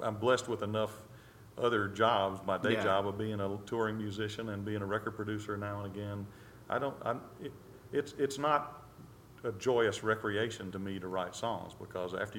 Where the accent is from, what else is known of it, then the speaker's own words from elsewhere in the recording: Mississippi, United States; I come from Mississippi and I came through the Mississippi public school system